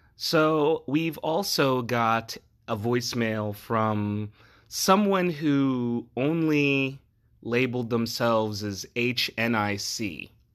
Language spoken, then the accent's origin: English; New Jersey, United States; I'm from New Jersey